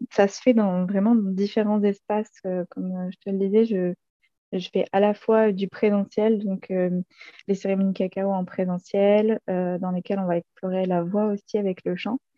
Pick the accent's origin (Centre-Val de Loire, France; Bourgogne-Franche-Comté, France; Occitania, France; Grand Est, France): Occitania, France; Montpellier; moved away as an adult; now in Ardèche, France; 28 ans et actuellement je vis en Ardèche où je viens d'emménager. Avant ça, moi je suis née et j'ai grandi à Montpellier.